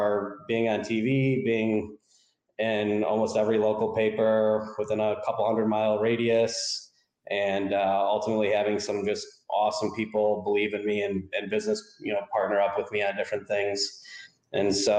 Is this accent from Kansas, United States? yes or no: no; Rochester, New York, United States; also born or lived in Florida; I'm from Rochester, New York